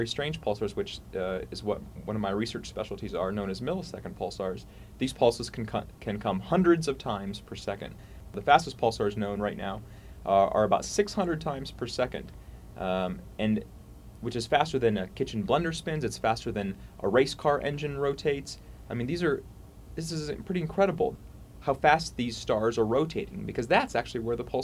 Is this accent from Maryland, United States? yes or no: no; Ohio, United States; also born or lived in Montreal, Canada; now in Charlottesville, United States; Originally I'm from Ohio